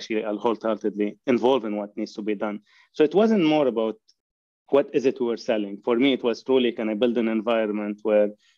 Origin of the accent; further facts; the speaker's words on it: Lebanon; moved away as an adult; now in Canada; I have grown in Lebanon, and I immigrated to Canada in 1990